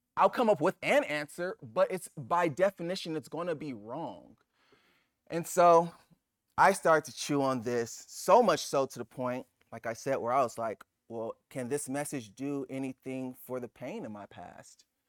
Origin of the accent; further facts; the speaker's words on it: Los Angeles, California, United States; I'm Nigerian. Well, my parents are Nigerian. I'm born in Los Angeles